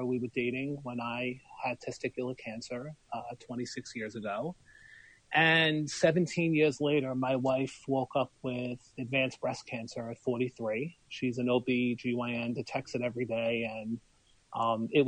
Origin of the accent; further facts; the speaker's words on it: New York City, New York, United States; moved away; also born or lived in Long Branch, New Jersey; I'm from Brooklyn. Well, my mom's from Canada. My dad's from Brooklyn. And you can take the boy out of Brooklyn